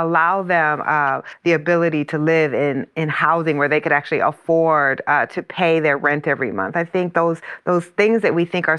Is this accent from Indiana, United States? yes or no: no; Iowa, United States; the plant in my hometown is in Iowa